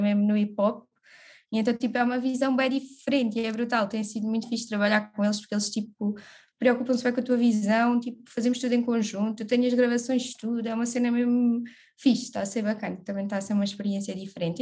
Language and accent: Portuguese; Évora, Alentejo, Portugal; moved away as an adult; now in Lisbon, Portugal; Sou de Évora, natural de Évora, vivo em Lisboa já há quase seis aninhos